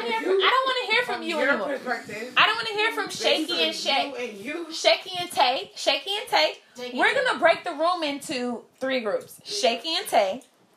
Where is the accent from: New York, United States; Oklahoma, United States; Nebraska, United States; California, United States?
New York, United States; New York City; I'm from East New York.